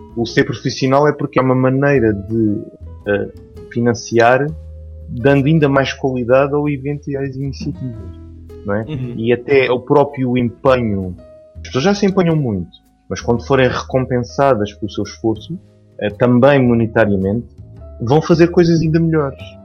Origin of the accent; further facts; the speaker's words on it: Portugal; como a gente diz cá